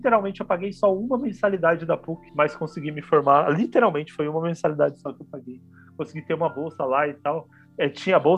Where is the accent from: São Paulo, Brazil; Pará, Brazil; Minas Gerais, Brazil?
Pará, Brazil; Belém; born there; nasci em Belém parar Pará.